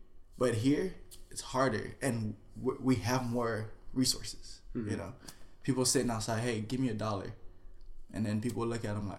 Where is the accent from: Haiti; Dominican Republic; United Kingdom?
Haiti; English is a second language; also born or lived in Miami / Florida / New York; now in California, United States; growing up in Miami, I was, 4 years old, after my brother was born. We moved to Haiti after my grandmother passed away.